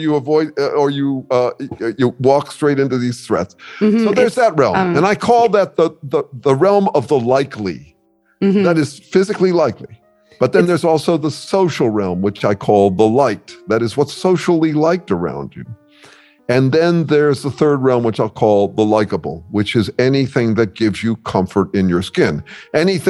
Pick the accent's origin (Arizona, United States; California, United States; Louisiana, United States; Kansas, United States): California, United States; Mill Valley; I grew up in Mill Valley, California